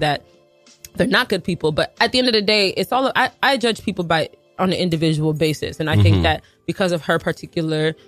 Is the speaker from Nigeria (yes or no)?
yes; Nigeria; I am Nigerian